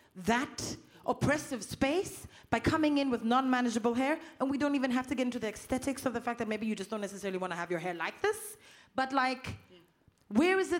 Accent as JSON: {"language": "English", "country": "South Africa", "said": "I'm from South Africa"}